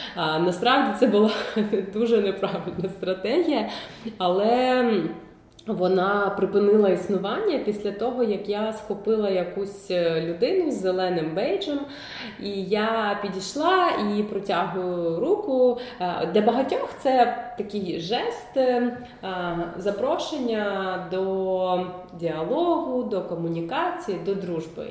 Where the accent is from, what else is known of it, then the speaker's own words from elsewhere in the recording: Kyiv, Ukraine; Я ж кажу, Київ